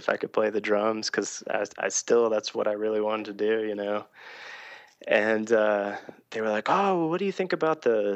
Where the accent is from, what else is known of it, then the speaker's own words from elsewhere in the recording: Atlanta, Georgia, United States; I grew up in Atlanta, Georgia